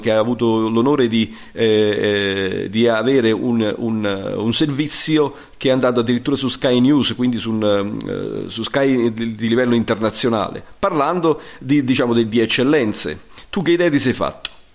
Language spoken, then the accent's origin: Italian; Naples, Campania, Italy; Noi eh, come campani, come napoletani